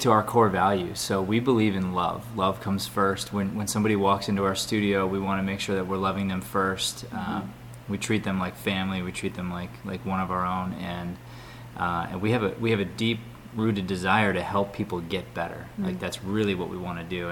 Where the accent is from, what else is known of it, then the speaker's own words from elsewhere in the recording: Arizona, United States; I was from Arizona, so I was used to the commercial market.